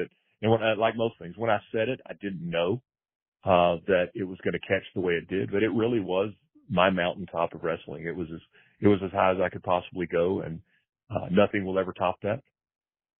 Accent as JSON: {"language": "English", "town": "Pine Bluff", "region": "Arkansas", "country": "United States", "tie": "born or raised there", "said": "I'm very fortunate growing up in Pine Bluff, Arkansas"}